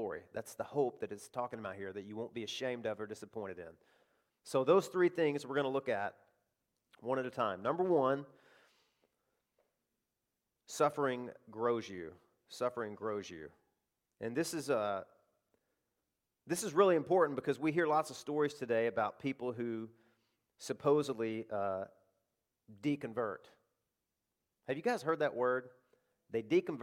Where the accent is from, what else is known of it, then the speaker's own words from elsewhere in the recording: Arkansas, United States; I live in the South. I live in cotton country. I grew up there in Arkansas